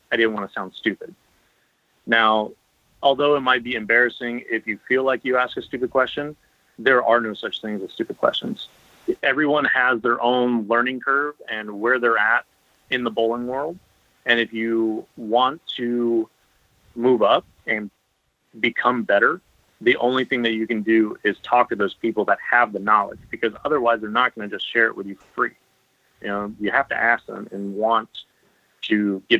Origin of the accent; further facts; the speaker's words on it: Pensacola, Florida, United States; moved away as an adult; also born or lived in Wichita, Kansas; I grew up in the Panhandle, I didn't have high school bowling